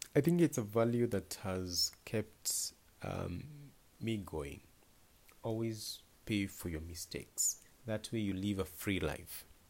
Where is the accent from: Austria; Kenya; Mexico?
Kenya; Naivasha, Nakuru County; I was born in Naivasha, uh, in a very remote village called Dabibi.